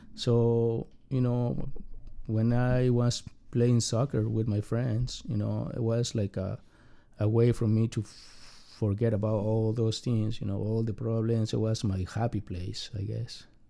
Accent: Mexico; English is a second language; now in United States; I got a very complicated family growing up in Mexico

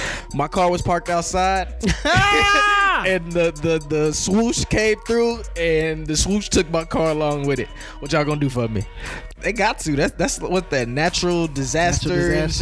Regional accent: Texas, United States; I'm back in the South. I'm from Texas.

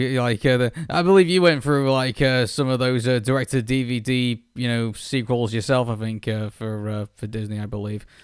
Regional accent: United Kingdom; as a Brit

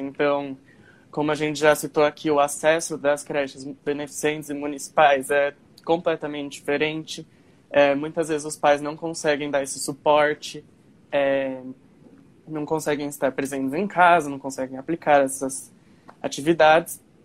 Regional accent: Guarulhos, São Paulo, Brazil; eu sou de Guarulhos, então Aí já fica mais fácil também com a minha escola antiga

